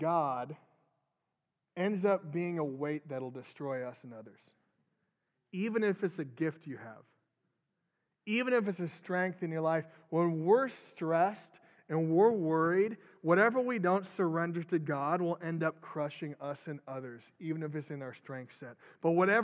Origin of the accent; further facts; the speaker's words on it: Minnesota, United States; moved away; I'm from Minnesota originally